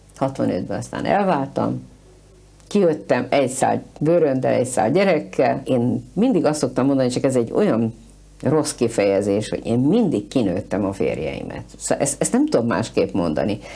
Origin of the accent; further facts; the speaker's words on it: Budapest, Hungary; moved away as an adult; én egy pesti vagyok, született pesti